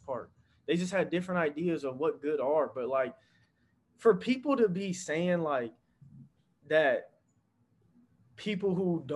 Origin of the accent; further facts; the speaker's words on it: North Las Vegas, Nevada, United States; I'm from North Las Vegas.